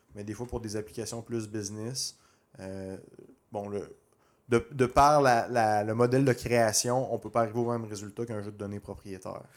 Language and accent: French; Quebec, Canada